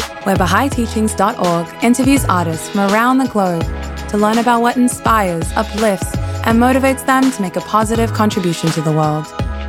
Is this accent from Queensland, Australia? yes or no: yes; Brisbane, Queensland, Australia; accent: Canadian; now in Canada; I actually grew up in Brisbane. And so my accent, which is very Canadian now, might fluctuate from time to time. Where I will probably adopt an Australian accent because I'm talking to a fellow Australian and Brisbaneite.